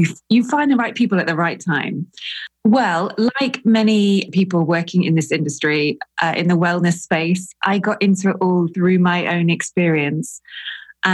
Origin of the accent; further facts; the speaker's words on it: England, United Kingdom; I'm English as well